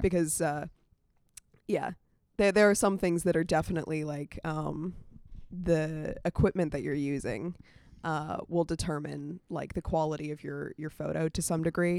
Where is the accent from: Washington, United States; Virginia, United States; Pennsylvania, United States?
Virginia, United States; Winchester; moved away as an adult; now in Atlanta, United States; I'm from Winchester, Virginia.